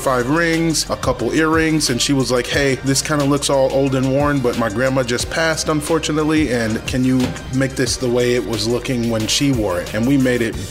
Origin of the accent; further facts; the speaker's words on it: Janesville, Wisconsin, United States; now in Madison, United States; growing up in Janesville